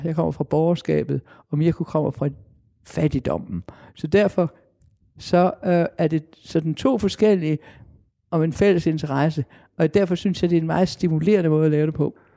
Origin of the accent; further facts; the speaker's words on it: Denmark; jeg er dansker.